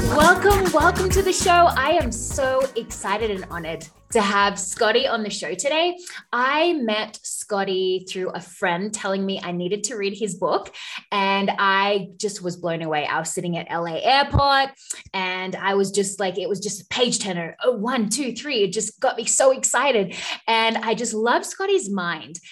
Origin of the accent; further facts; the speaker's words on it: Australia; accent: Australian; now in United States; I'm Australian, but I live in the U S